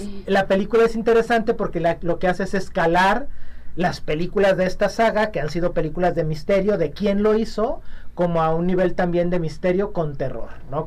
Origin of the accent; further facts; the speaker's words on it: Mexico; las muchas cosas que somos los mexicanos